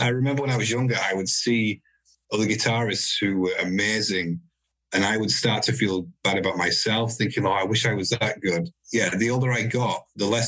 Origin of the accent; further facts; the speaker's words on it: Huddersfield, Yorkshire and the Humber, United Kingdom; moved away as an adult; Yorkshire people have a lot of pride in being from Yorkshire. So the fact that I've moved away